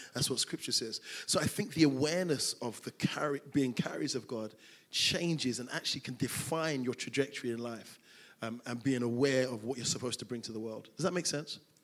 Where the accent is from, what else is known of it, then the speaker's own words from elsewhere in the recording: London, United Kingdom; moved away as an adult; now in Greater Manchester, United Kingdom; I'm from South London, Crystal Palace